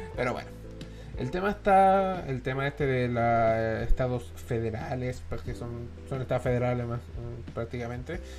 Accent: Chile; Todos somos chilenos

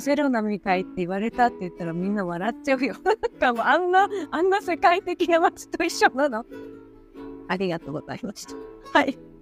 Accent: Fukuoka, Japan; moved away; 私は福岡出身

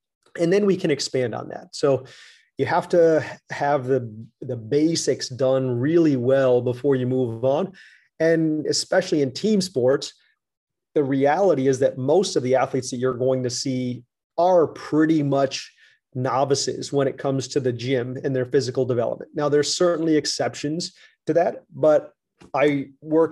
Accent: United States; as an American

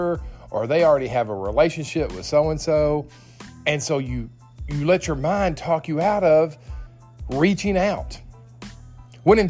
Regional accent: Nashville, Tennessee, United States; my hometown, Nashville, Tennessee

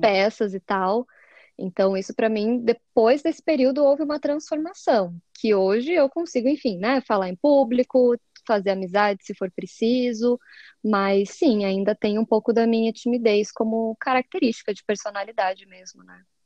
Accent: Curitiba, Paraná, Brazil; sou curitibana

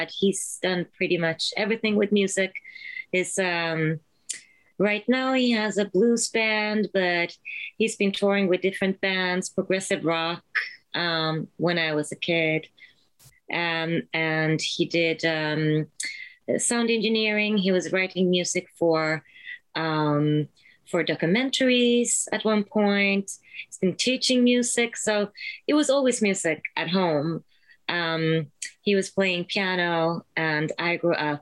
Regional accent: Sweden; moved away; I'm originally from Sweden.

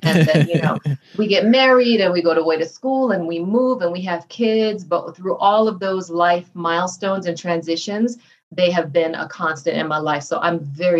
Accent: New York City, New York, United States; moved away as an adult; also born or lived in Brooklyn, New York / Florida; now in Colorado, United States; I am a proud Haitian American. I was born in Brooklyn. Mm-hmm. I am from New York, raised in Queens.

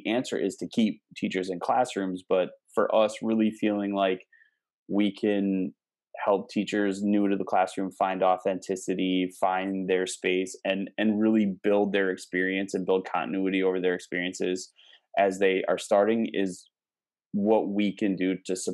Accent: Midwest, United States; accent: Midwestern; moved away as an adult; also born or lived in Houston, Texas; I've gotten back into my Midwest habits. So now I have this weird mix of like Texas slang, but I sound like a Midwesterner saying it

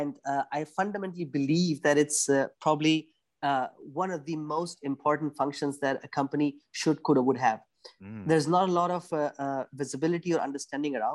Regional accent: India; moved away as an adult; now in Germany; I'm from India originally. I moved to Germany in 2008 for my master's

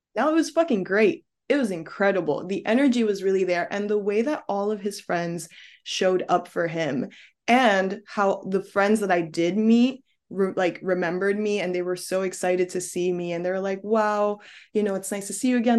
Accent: New York City, New York, United States; moved away as an adult; now in Paris, France; I'm a New Yorker

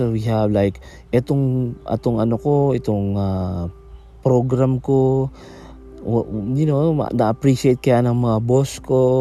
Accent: Philippines; sa amin sa Philippines, dito sa Philippines sa atin, no?

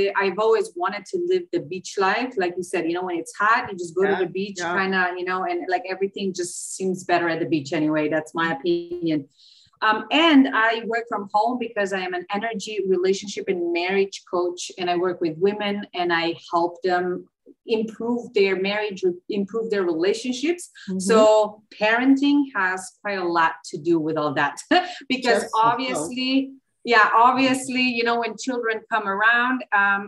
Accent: Slovenia; English is a second language; moved away as an adult; also born or lived in China; now in Dominican Republic; I'm originally from Slovenia

